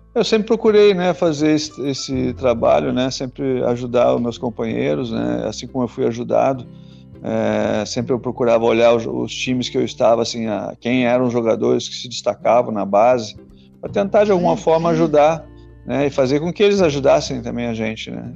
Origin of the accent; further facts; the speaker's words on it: Porto Alegre, Rio Grande do Sul, Brazil; now in Rio de Janeiro, Brazil; Eu, eu sou de origem de Porto Alegre, né, eu sou gaúcho, eu moro no Rio